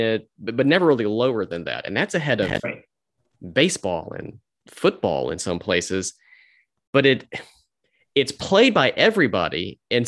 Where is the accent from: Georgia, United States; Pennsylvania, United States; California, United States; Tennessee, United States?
Georgia, United States; Augusta; I'm from Augusta, so I'll protect my hometown.